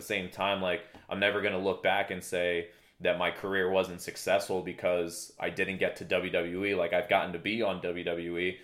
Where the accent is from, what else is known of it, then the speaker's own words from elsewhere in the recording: Danielsville, Pennsylvania, United States; also born or lived in Walnutport, Pennsylvania / Bethlehem, Pennsylvania / Allentown, Pennsylvania / Emmaus, Pennsylvania; now in Poconos, United States; My hometown would be considered, uh, Lehigh Township, Pennsylvania. Um, specifically Danielsville, Walnut Port area